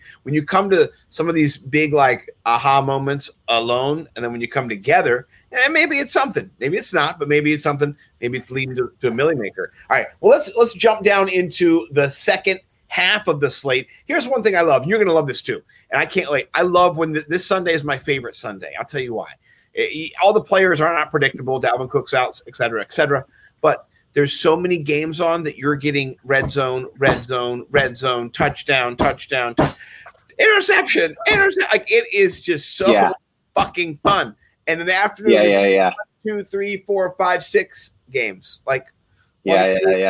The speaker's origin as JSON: {"language": "English", "town": "Washington", "region": "District of Columbia", "country": "United States", "tie": "born or raised there", "said": "I grew up here in Washington, D.C. for 42 years."}